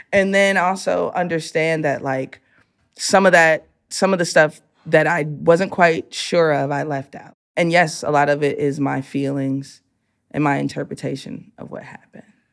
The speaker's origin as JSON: {"language": "English", "town": "Chicago", "region": "Illinois", "country": "United States", "tie": "born or raised there", "said": "I'm a kid from the hood"}